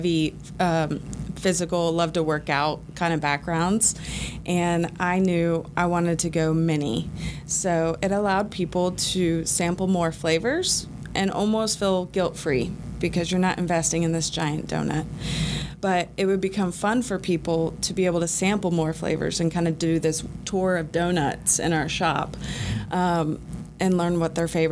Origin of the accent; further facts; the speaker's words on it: Dallas, Texas, United States; now in Atlanta, United States; growing up in Dallas, Texas